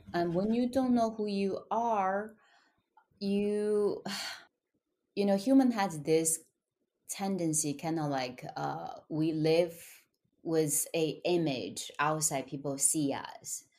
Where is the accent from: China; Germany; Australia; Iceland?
China; English is a second language; moved away as an adult; also born or lived in Shanghai; now in United States; I was born and raised in China in poverty